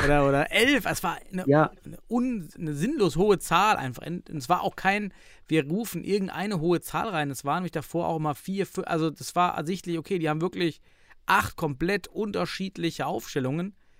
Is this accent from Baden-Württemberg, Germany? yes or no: no; Suhl, Thuringia, Germany; Aus meiner Heimatstadt Suhl